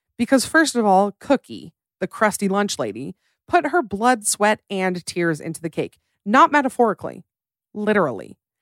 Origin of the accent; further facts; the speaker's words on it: United States; I am tragically American.